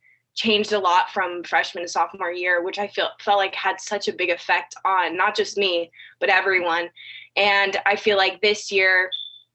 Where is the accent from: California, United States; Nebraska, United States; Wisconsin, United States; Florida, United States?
California, United States; moved away as an adult; now in Georgia, United States; I've been born and raised in California my whole life.